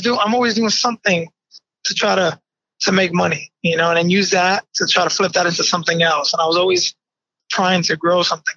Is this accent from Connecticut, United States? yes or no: yes; Bridgeport, Connecticut, United States; also born or lived in New York; I was born in New York, but raised in Bridgeport, Connecticut